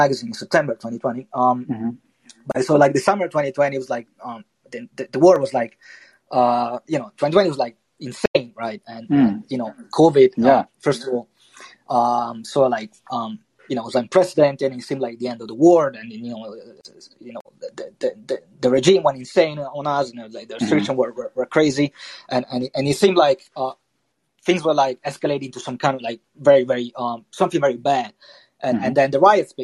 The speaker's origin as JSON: {"language": "English", "town": "Verona", "region": "Veneto", "country": "Italy", "tie": "born or raised there", "also_born_or_lived": "London", "moved": "as an adult", "said": "I grew up in Italy, grew up in Verona"}